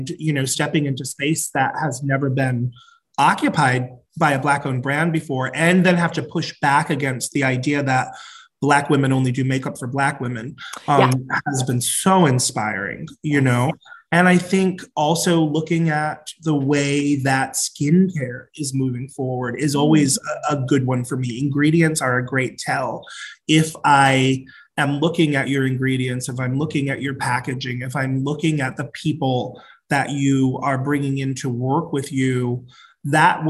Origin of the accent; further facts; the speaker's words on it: Providence, Rhode Island, United States; moved away as an adult; also born or lived in Atlanta / New York; I come from Providence, Rhode Island, smallest of the 50 states. Most people have never been there. I grew up in a really large, very loud, very Catholic family